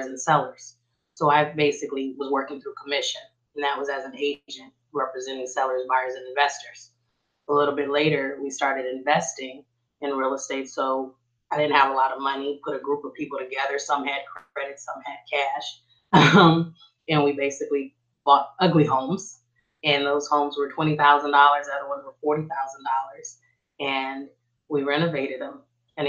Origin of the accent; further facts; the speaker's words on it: Oakland, California, United States; moved away as an adult; now in Texas, United States; I'm actually born and raised in East Oakland.